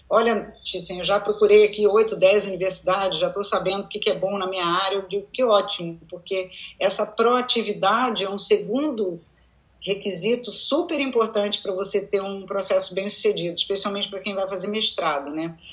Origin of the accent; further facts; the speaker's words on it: United States; eu era a única pessoa que tinha um sotaque, uhum. é, eu era a única pessoa que. É, que tinham outras histórias para contar além de ter crescido nos Estados Unidos.